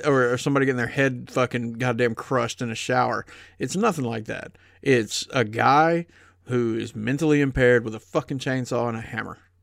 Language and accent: English; the South, United States; growing up in the South